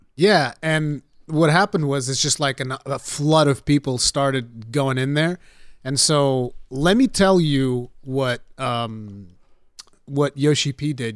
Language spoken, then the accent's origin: English; Portugal; English is a second language; I'm the Portuguese one